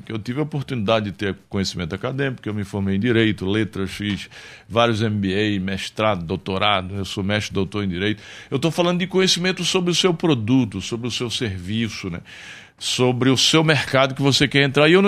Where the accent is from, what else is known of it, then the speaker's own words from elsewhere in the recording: Santana dos Garrotes, Paraíba, Brazil; born there; eu nasci pobre, eu nasci na favela, eu nasci lá em Santana dos Garrotes, na Paraíba